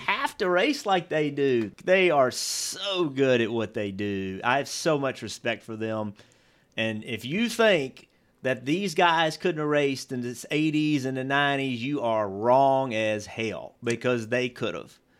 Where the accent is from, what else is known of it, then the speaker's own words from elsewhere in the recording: Virginia, United States; I grew up in Virginia